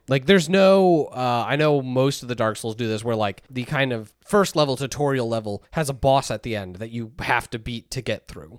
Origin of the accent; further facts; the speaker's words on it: United States; we are American